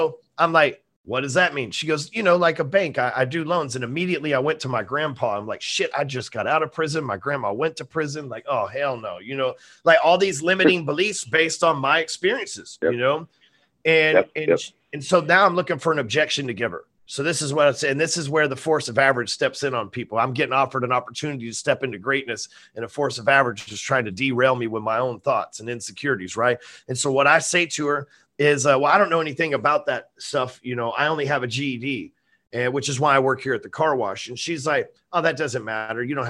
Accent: North Texas, United States; I'm sitting here in Texas, North yep. Texas. My friends are in the neighborhood I grew up

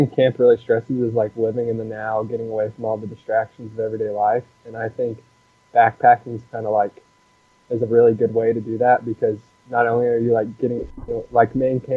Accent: Nashville, Tennessee, United States; moved away as an adult; also born or lived in Kansas; I am from Nashville, Tennessee. Grew up there, spent all the way through high school there

